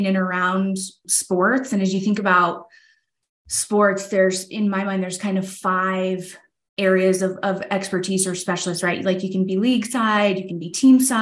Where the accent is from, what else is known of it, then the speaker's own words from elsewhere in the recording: Tampa, Florida, United States; Tampa's always been kind of my hometown. I grew up just outside of Tampa